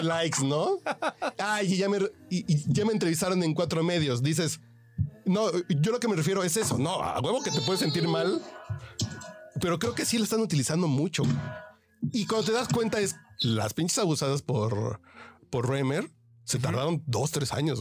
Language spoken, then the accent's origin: Spanish; Mexico; como mexicano